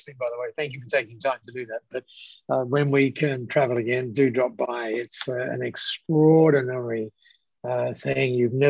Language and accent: English; England, United Kingdom; moved away as an adult; also born or lived in Australia; now in Singapore; So I was born in the United Kingdom and I got headhunted to Australia